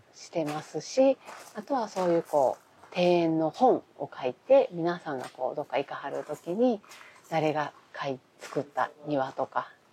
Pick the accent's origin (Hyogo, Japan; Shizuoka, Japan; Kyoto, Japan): Kyoto, Japan; 京都生まれ、京都育ち